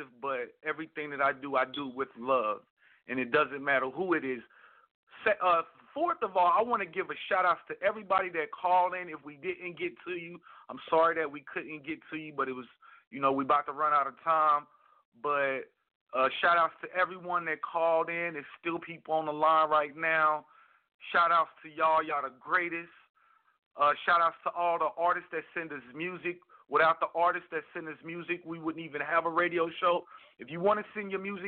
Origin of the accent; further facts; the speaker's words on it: Kansas City, Missouri, United States; My hometown, Kansas City, Missouri